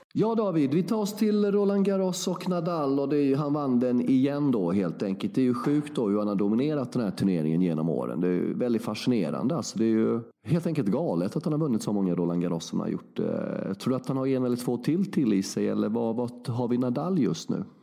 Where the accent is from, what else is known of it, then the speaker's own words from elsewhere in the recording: Värnamo, Jönköping County, Sweden; jag är ju från Värnamo, sex mil från Växjö